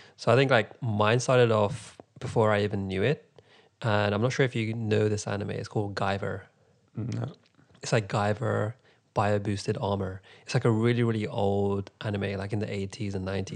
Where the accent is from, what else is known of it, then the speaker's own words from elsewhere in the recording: London, United Kingdom; I'm from London